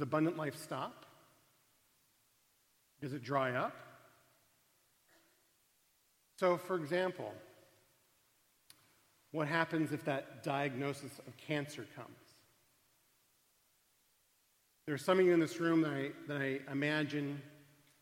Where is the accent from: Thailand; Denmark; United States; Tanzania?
United States; Arizona; I come from Arizona, a state that has marine biology courses in the middle of the desert